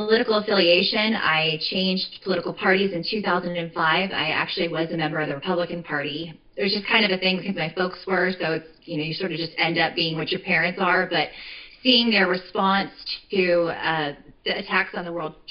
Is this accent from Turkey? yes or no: no; Phoenix, Arizona, United States; also born or lived in Western New York; I am born and raised in Arizona. I'm from Phoenix originally